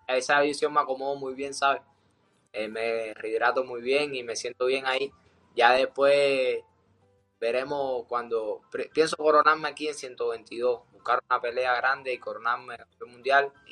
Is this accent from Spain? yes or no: no; Cuba; moved away; salí de Cuba